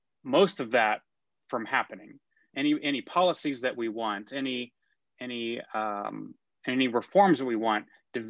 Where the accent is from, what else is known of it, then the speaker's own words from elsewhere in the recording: McKinney, Texas, United States; moved away; also born or lived in New York; I am a native Texan. I grew up in McKinney, Texas.